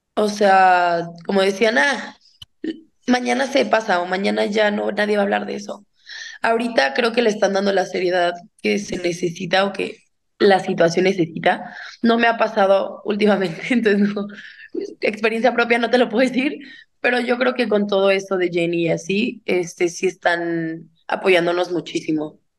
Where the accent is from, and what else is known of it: Guadalajara, Jalisco, Mexico; born or raised there